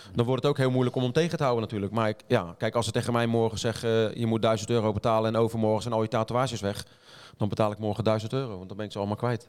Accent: The Hague, South Holland, Netherlands; ik kom uit Den Haag

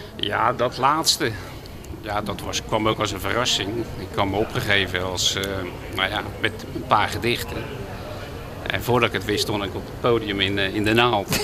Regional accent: De Lier, South Holland, Netherlands; moved away as an adult; also born or lived in Midden-Delfland; now in Den Hoorn, Netherlands; Ik ben geboren in de Lier, nou ja, het oude Westland

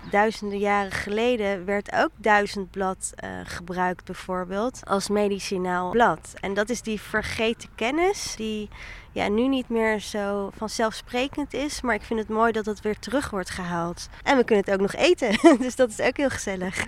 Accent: The Hague, South Holland, Netherlands; also born or lived in Rotterdam; ik kom uit Den Haag

